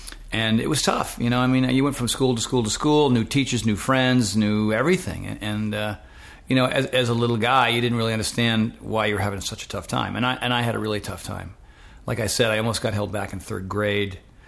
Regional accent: Westerly, Rhode Island, United States; also born or lived in Fort Knox, Kentucky; I'm a New Englander, and I grew up in Rhode Island. I grew up in a place called Westerly, Rhode Island.

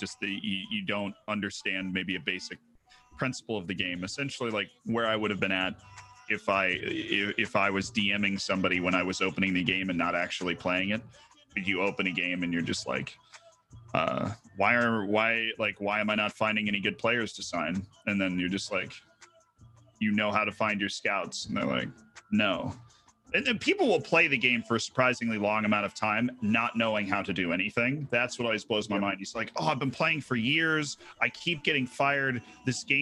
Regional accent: Florida, United States; first language English; I grew up in Florida

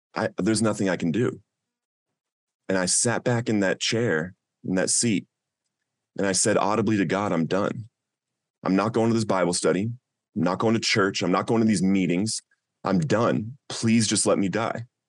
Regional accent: Littleton, Colorado, United States; some of your listeners might have heard of Columbine High School, and that's the community that I grew up

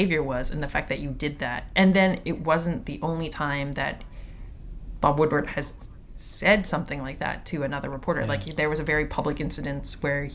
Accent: Toronto, Ontario, Canada; I'm from Toronto

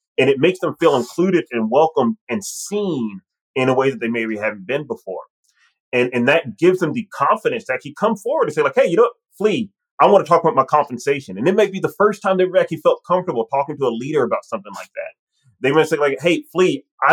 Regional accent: Mississippi, United States; accent: Southern; I'm from Mississippi. I have an accent. And especially if I'm around other Mississippi folks or other people from the South, you will hear it come out

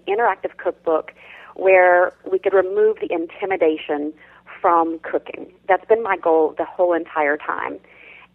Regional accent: South Louisiana, United States; I grew up in South Louisiana

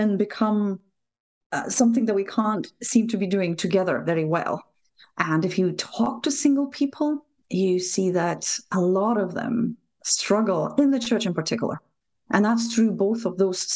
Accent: Lithuania; English is a second language; moved away as an adult; now in Scotland, United Kingdom; Probably from my accent, you will realize I'm not native, I'm not local, although Scotland has been an adopted home, great adopted home for me for the last 8 years or so. But I was born in Lithuania when it was still part of the Soviet Union.

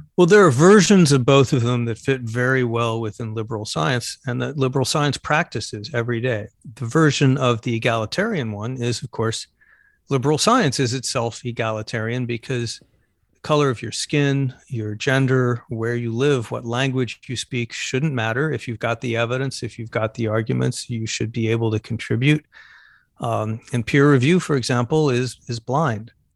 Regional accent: Phoenix, Arizona, United States; moved away; I'm originally from Phoenix, Arizona

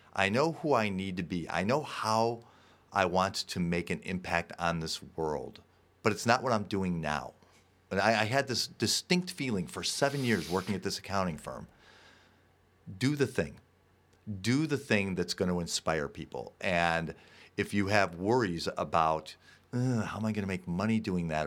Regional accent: Park Ridge, Illinois, United States; I grew up in Park Ridge, Illinois here

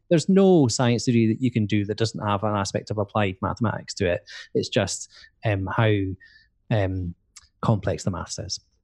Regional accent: Edinburgh, Scotland, United Kingdom; moved away as an adult; also born or lived in Aberdeen; I'm from Edinburgh and I wanted to, to move out of Edinburgh

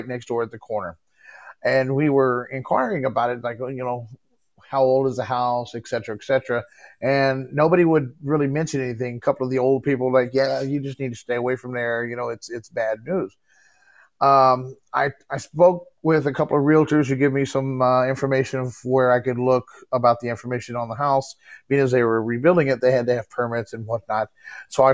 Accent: Texas, United States; also born or lived in Galveston, Texas; now in Illinois, United States; I'm originally from Texas, but I live in Illinois now.

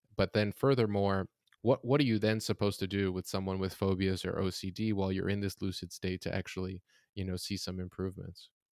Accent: Florida, United States; I'm from Florida, it's very hot there

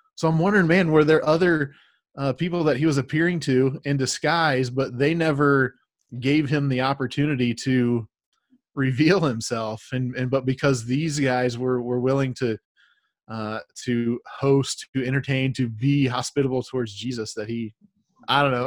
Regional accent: United States; as American Christians, we we are Christians in America.

